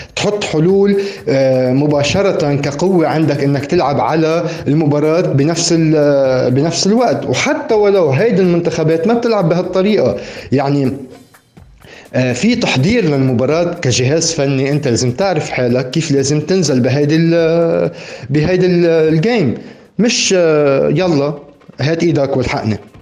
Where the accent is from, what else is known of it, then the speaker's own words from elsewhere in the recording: Lebanon; عم نحكي كلبنانيين